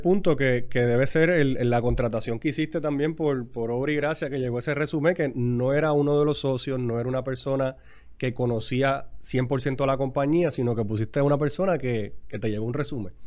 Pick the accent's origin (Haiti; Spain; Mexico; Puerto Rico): Puerto Rico; somos boricuas